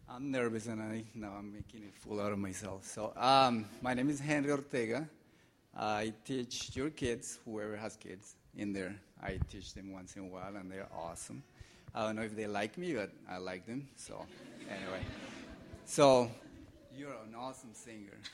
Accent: Colombia; moved away; I'm from Colombia

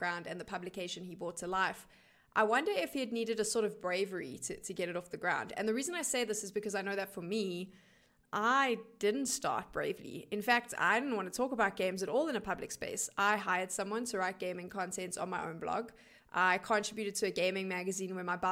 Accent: South Africa; I am one of the only South African esports broadcast talent to work international LAN events

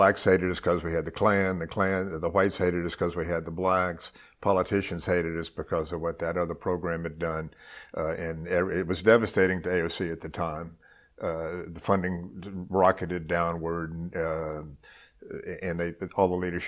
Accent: New Orleans, Louisiana, United States; also born or lived in Mississippi / Lafayette, Louisiana; I was born in Mississippi, long enough ago to have forgotten most of that stuff. But I grew up in New Orleans, went to high school

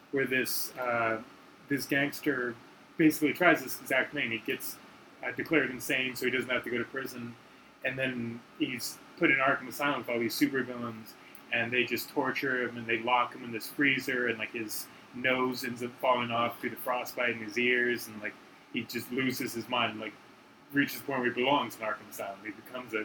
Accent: right outside D.C., Virginia, United States; I grew up in Virginia and right outside D.C.

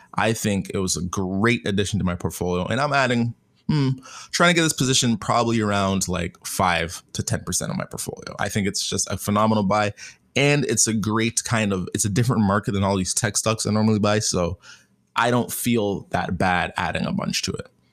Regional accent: Canada; I'm Canadian.

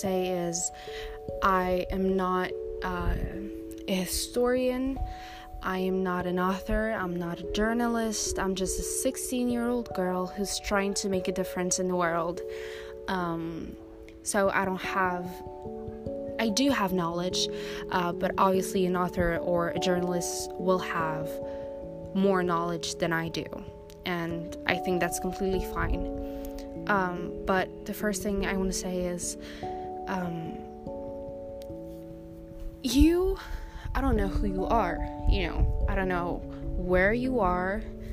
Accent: Belgium; also born or lived in Morocco (ancestry); But I was born in Belgium, so technically I'm a Belgian citizen.

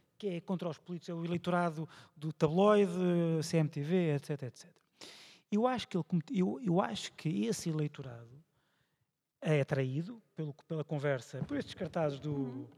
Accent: Viseu, Centro, Portugal; da minha terra, Viseu

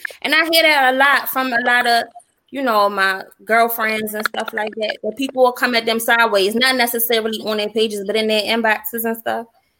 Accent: Baltimore, Maryland, United States; I'm from Baltimore.

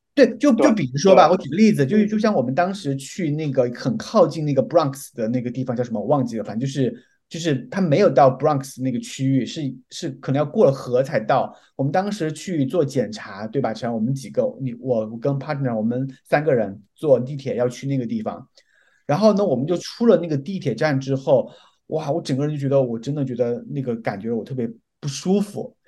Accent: Guizhou, China; 我还是是自己贵州人

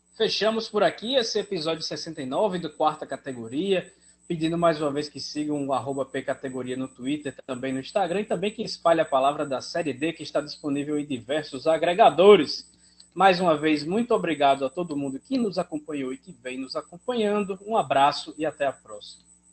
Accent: Paraíba, Brazil; como paraibano

